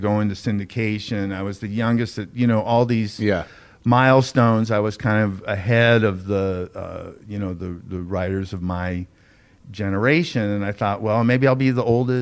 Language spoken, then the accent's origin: English; Beverly Hills, California, United States; I grew up in Beverly Hills